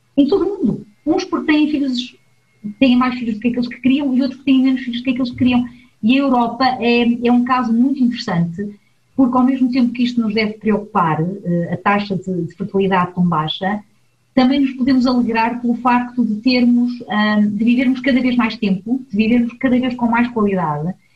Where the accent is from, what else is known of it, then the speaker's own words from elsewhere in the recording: Portugal; now in Switzerland; Eu sou uma migrante, sou portuguesa e estou imigrada na Suíça